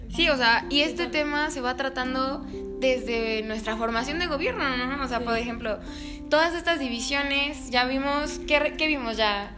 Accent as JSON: {"language": "Spanish", "country": "Mexico", "said": "lo que verdaderamente somos como mexicanos"}